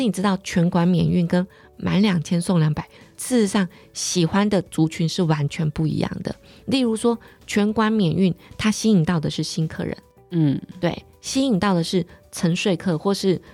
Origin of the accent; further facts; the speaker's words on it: Pingtung County, Taiwan; 因为我是屏东人嘛，所以我很小的时候我就想要去很远的地方